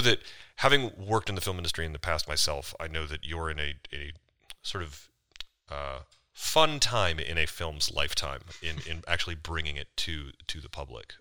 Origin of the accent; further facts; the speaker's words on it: United States; accent: American; my American accent